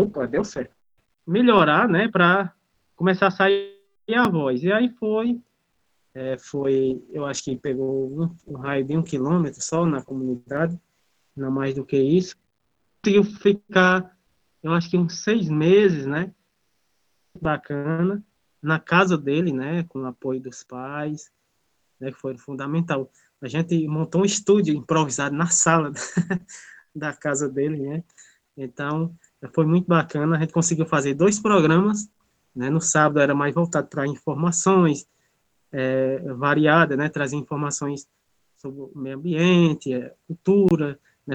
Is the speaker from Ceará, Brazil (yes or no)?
yes; Crato, Ceará, Brazil; sou aqui da cidade do Crato, no Ceará. Moro na comunidade do Carrapato